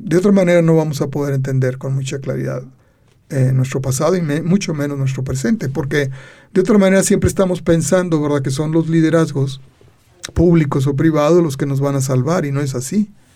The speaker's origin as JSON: {"language": "Spanish", "region": "Aguascalientes", "country": "Mexico", "said": "somos de Aguascalientes"}